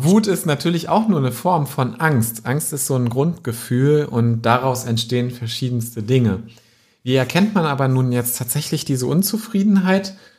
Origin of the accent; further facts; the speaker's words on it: Wetzlar, Hesse, Germany; meiner Heimatstadt Wetzlar